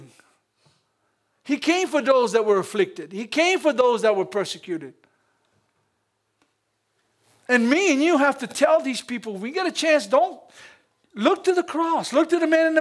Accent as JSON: {"language": "English", "country": "United States", "said": "I'm American"}